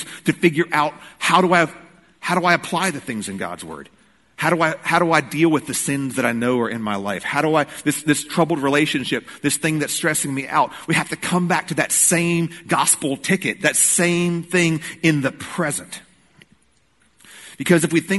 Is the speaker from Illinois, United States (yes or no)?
no; Rocky Mount, North Carolina, United States; now in Greensboro, United States; Growing up in Rocky Mount, I went all the time